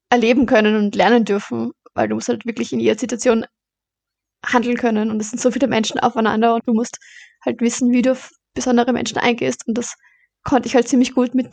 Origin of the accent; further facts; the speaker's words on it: Baden, Lower Austria, Austria; also born or lived in Vorarlberg; genau, ich bin eigentlich in Vorarlberg geboren. Aber oh, mein Papa kommt aus Baden, also sind wir nach Baden gezogen.